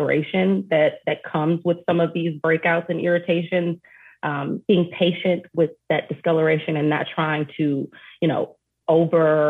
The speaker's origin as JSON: {"language": "English", "town": "Detroit", "region": "Michigan", "country": "United States", "tie": "born or raised there", "said": "growing up in Detroit"}